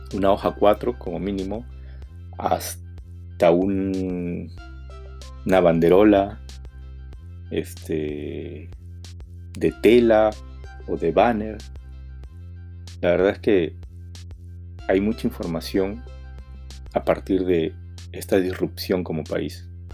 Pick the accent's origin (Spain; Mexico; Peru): Peru; somos todos los peruanos, los que salimos a la calle